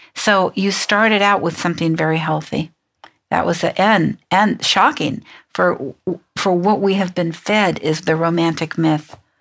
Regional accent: San Francisco, California, United States; I'm from San Francisco.

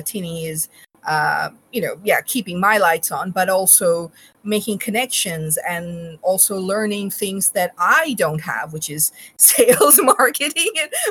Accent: Bangladesh; moved away; also born or lived in Australia; I was born in Bangladesh. We are from Bangladesh

